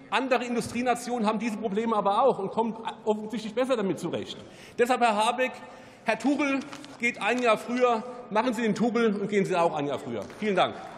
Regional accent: Rhineland-Palatinate, Germany; Ich komme aus Rheinland-Pfalz

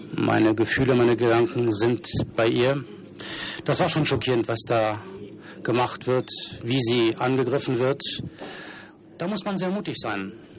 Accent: Switzerland; bin Schweizer Abgeordneter

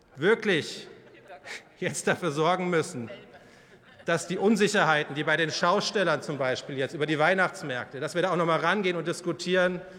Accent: Bavaria, Germany; Ich komme aus Bayern

